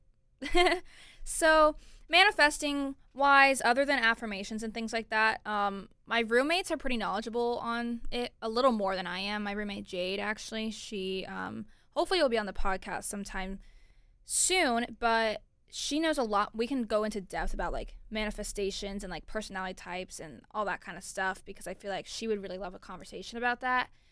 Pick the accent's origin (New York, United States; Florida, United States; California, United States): Florida, United States; Orlando; I'm originally from Orlando, Florida.